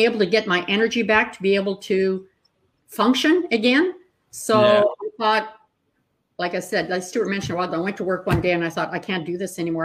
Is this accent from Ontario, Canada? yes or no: yes; Northern Ontario, Canada; I grew up in Northern Ontario